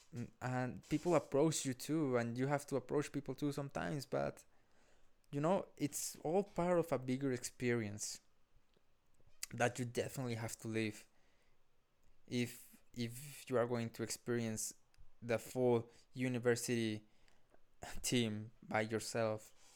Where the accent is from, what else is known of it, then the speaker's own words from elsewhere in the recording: Colombia; also born or lived in Honduras; now in Calgary, Canada; I am from Colombia and I graduated in Honduras